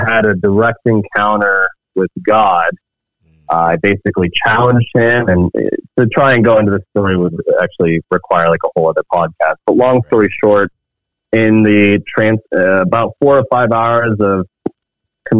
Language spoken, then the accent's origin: English; United States; moved away as an adult; now in Canada; I grew up in a Christian household in the States. I'm actually American. I immigrated to Canada 11 years ago